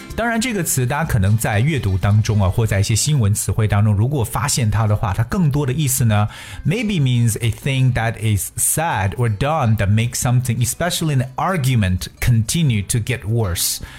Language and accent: Chinese; China; 对我们中国人来讲